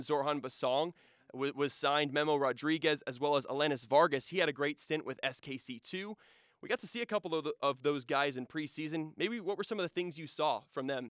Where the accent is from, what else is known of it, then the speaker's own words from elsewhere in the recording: Shawnee, Kansas, United States; I grew up, uh, uh, right around here in, uh, Shawnee, so not too far. I'm a Kansas City kid myself